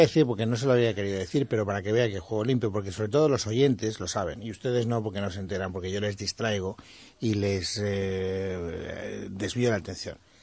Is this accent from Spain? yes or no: yes; Castellón de la Plana, Valencian Community, Spain; En las fiestas de mi pueblo, Castellón